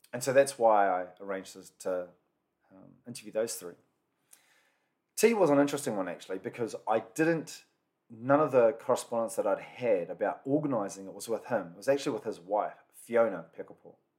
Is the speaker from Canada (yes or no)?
no; New Zealand; A lot of them are born and bred in New Zealand, can speak a small bit of the language, but definitely not fluent.